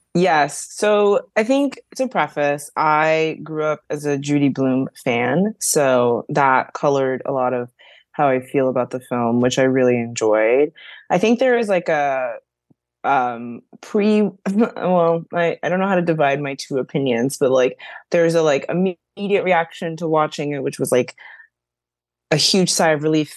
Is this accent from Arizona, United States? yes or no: no; New York City, New York, United States; I grew up in the Bronx and I went to public school up until seventh grade